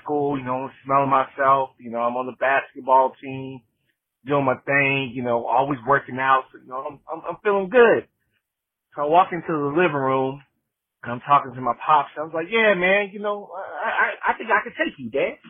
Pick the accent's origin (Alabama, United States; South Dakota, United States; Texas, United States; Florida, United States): Texas, United States; growing up in Texas